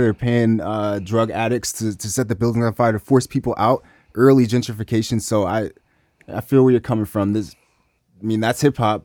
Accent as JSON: {"language": "English", "town": "Memphis", "region": "Tennessee", "country": "United States", "also_born_or_lived": "New York City", "moved": "yes", "lives_now": "Seattle, United States", "said": "I just moved here from New York City. I'm from Memphis, Tennessee"}